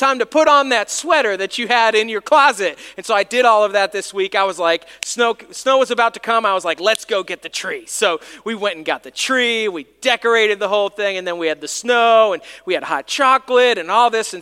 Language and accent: English; New York, United States; now in Salisbury; I grew up in New York